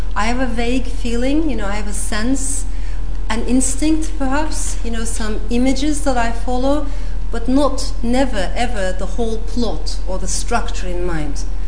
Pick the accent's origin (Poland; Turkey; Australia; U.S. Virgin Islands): Turkey; moved away; also born or lived in Strasbourg, France; I came back to Turkey with my mother.